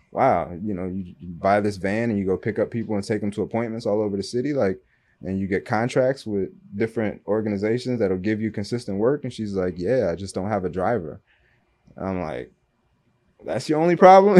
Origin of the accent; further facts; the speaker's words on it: Michigan, United States; moved away as an adult; also born or lived in Louisville, Kentucky; now in Miami, United States; I went to high school and college in Michigan